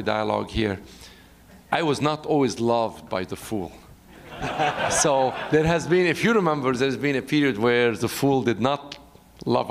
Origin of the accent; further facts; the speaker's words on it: Beirut, Beirut Governorate, Lebanon; moved away; I was born in Beirut, in Lebanon, and I went to a Jesuit school